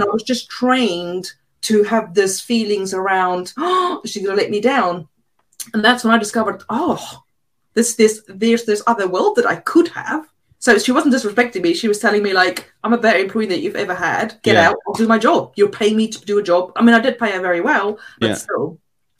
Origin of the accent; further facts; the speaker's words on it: South Africa; English is a second language; moved away as an adult; now in England; I was brought up in South Africa.